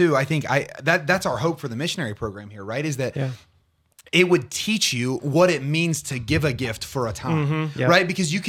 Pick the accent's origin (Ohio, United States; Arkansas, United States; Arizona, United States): Ohio, United States; Portsmouth; I am from Portsmouth, Ohio, born and raised.